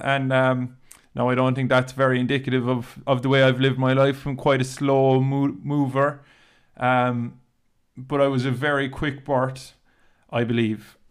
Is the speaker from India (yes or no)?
no; Dunmanway, Munster, Ireland; also born or lived in Cork; we grew up in Castle Street